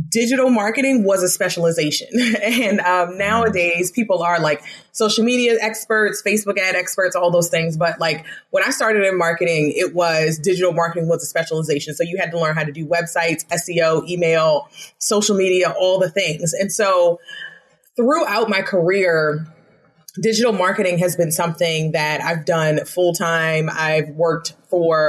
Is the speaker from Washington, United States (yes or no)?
no; Baltimore, Maryland, United States; moved away as an adult; also born or lived in Las Vegas, Nevada; I am born and raised in Baltimore, Maryland